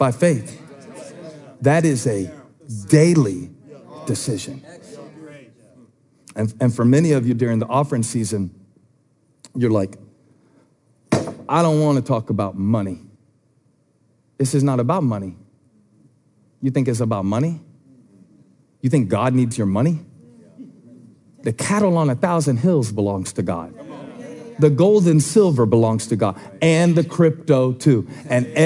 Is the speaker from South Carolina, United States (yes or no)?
yes; Moncks Corner, South Carolina, United States; I grew up in Monk's Corner United Methodist Church